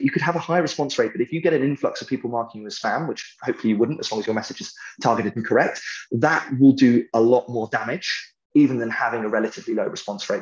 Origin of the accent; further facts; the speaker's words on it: United Kingdom; I'm British